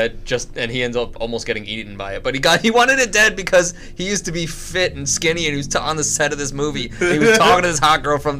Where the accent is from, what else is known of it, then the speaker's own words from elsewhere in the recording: Kearny, New Jersey, United States; moved away; I'm from Kearney originally, so like I know that whole up Jersey.